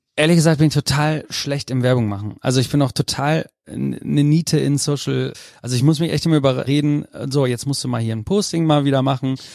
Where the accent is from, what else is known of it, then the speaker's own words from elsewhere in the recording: Münster, North Rhine-Westphalia, Germany; Ich komme aus Münster